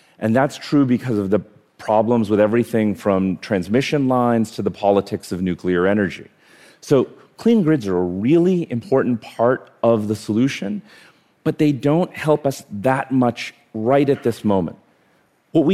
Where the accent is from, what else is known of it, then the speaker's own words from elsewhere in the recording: India; now in New York City, United States; I was born in India.